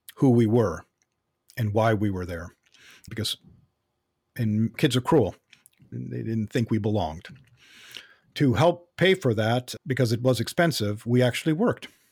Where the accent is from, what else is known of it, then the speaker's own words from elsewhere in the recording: Los Angeles, California, United States; I was born in, uh, Los Angeles, North Hollywood, specifically in, uh, Southern California, and that's where I grew up